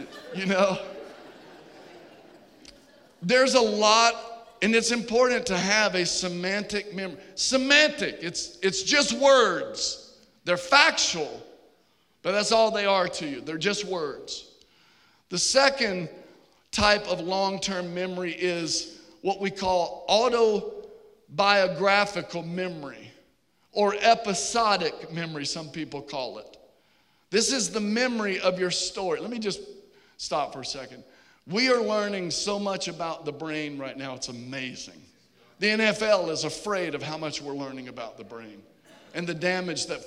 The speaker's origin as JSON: {"language": "English", "town": "Richmond", "region": "Virginia", "country": "United States", "tie": "born or raised there", "said": "I grew up in Virginia"}